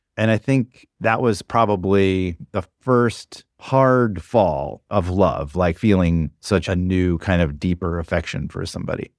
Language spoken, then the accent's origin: English; the South, United States; now in New York, United States; I grew up in the South